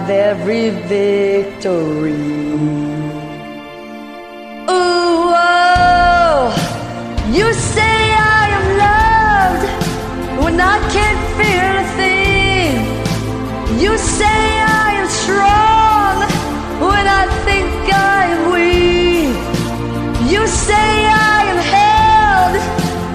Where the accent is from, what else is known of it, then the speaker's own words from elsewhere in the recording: Erie, Pennsylvania, United States; now in Los Angeles, United States; my hometown of Erie, Pennsylvania